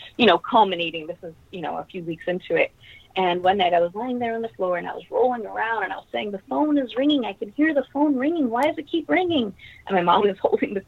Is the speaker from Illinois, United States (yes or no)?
no; New York City, New York, United States; I grew up in Queens, and the neighborhood I grew up in was called Ozone Park, Richmond Hill area.